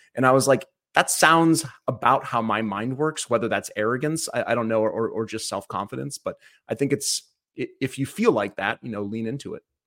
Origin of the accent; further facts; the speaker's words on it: Cleveland, Ohio, United States; I was born in Cleveland, Ohio, uh, back in nineteen eighty-one